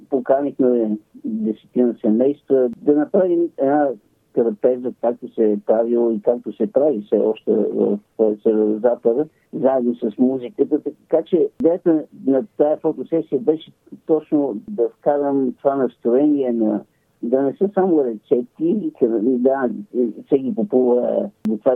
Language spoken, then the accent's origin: Bulgarian; Montana, Montana Province, Bulgaria; now in Cambridge, United Kingdom; Северо-западна България, там е моят корен. Аз съм роден в Монтана